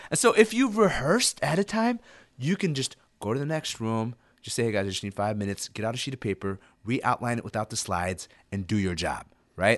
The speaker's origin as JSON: {"language": "English", "region": "Illinois", "country": "United States", "tie": "born or raised there", "also_born_or_lived": "Ethiopia / Sudan", "second_language": "English", "said": "I was resettled in, in, in Illinois when I was in first grade and learned English"}